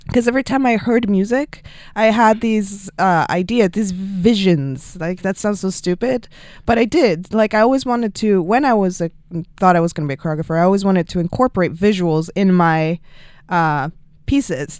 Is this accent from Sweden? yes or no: yes; Sweden; moved away as an adult; also born or lived in Stockholm; now in Los Angeles, United States; My town, my hometown in Sweden. I'm from Sweden.